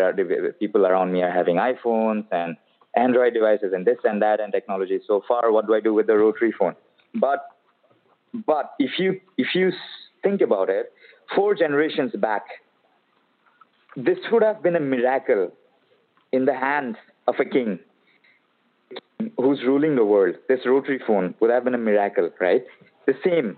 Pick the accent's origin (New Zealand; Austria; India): India; Guwahati, Assam; moved away as an adult; now in Bangalore, India; Right now, I'm in my hometown, which is basically the eastern part of India. This is Guwahati, Assam.